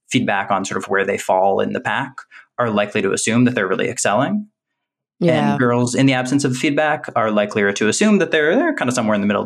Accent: Boston, Massachusetts, United States; moved away as an adult; also born or lived in California / United Kingdom; I'm from New England. Actually, I'm from around

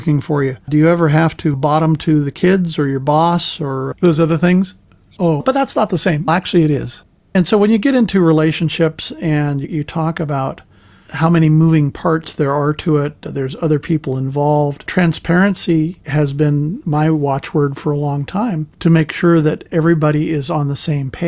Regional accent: San Francisco, California, United States; now in Nashville, United States; I was born and raised in San Francisco, where everything was a lot looser, a lot more liberal

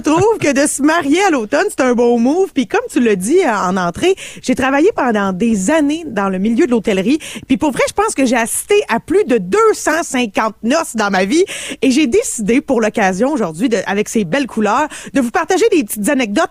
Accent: Canada; je suis canadienne

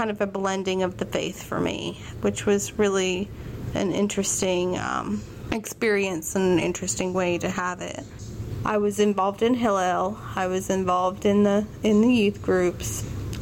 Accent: Richmond, Virginia, United States; I am from Richmond, Virginia

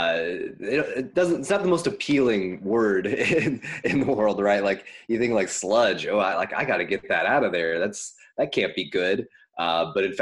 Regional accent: Ohio River Valley, Kentucky, United States; moved away as an adult; also born or lived in coastal California; now in California, United States; I come from the Ohio River Valley in Kentucky

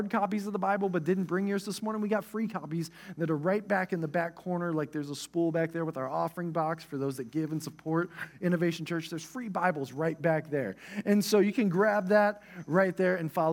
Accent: Oklahoma, United States; moved away; also born or lived in Texas; I was from Oklahoma

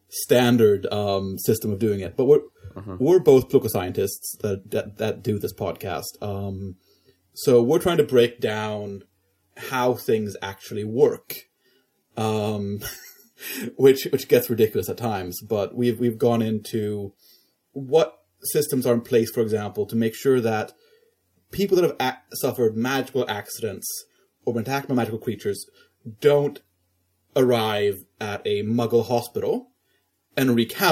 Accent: Stockholm, Stockholm County, Sweden; I am from Stockholm. I am a Swedish Canadian based in, in Sweden.

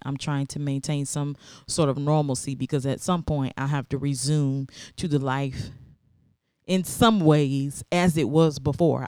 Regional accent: American South, United States; growing up in America, or at least the American South

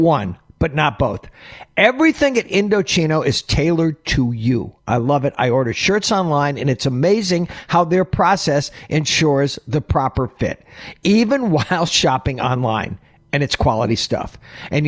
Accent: Oneida, New York, United States; I grew up in Oneida, New York

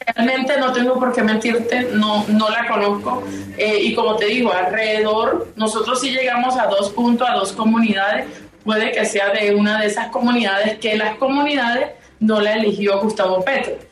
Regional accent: Riohacha, La Guajira, Colombia; yo soy de Rihuacha, ¿sí? No soy de Uribia

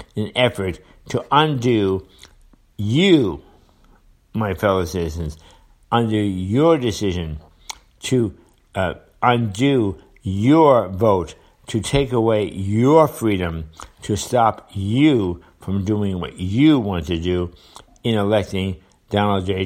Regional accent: United States; as a citizen, as a voter, as an American

